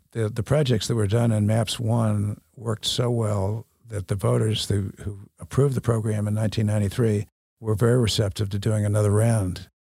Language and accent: English; Boston, Massachusetts, United States; moved away as an adult; also born or lived in Newton, Massachusetts / Wellesley, Massachusetts / Cambridge, Massachusetts; now in Oklahoma City, United States; I grew up in the Boston area